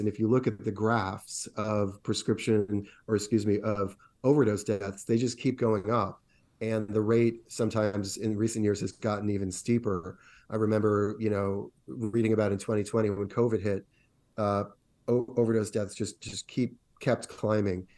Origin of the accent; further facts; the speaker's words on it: Rhode Island, United States; my home state of Rhode Island